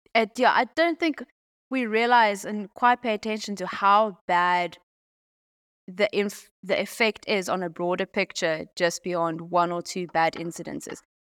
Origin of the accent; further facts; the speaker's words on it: Pretoria, Gauteng, South Africa; moved away as an adult; also born or lived in Limpopo; now in Zambia; schooling, varsity, Pretoria, um, but we had a farm